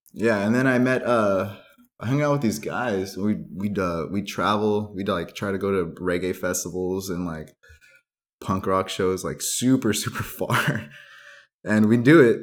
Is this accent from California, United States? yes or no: yes; San Gabriel Valley, California, United States; also born or lived in Duarte / Covina; I grew up in the San Gabriel Valley, uh, all over, all over the place